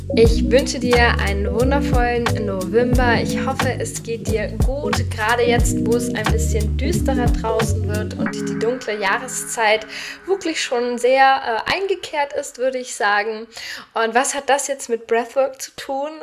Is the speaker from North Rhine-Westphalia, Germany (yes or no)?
no; Nuremberg, Bavaria, Germany; in meiner Heimat in Nürnberg